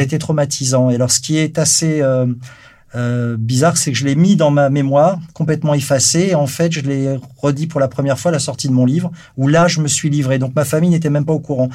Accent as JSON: {"language": "French", "town": "Versailles", "region": "Île-de-France", "country": "France", "tie": "born or raised there", "said": "je suis né à Versailles, donc dans une famille bourgeoise, dans les années 1962"}